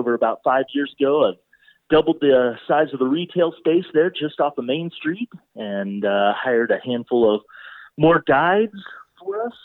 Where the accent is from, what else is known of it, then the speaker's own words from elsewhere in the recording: Oklahoma, United States; moved away as an adult; now in Breckenridge, United States; I grew up in Oklahoma